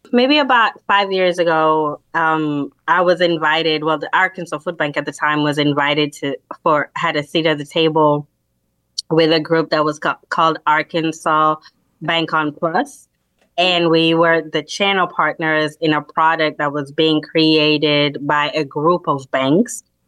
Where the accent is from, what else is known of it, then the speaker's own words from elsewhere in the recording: Kenya; moved away; I am a immigrant from Kenya, so I don't have family here.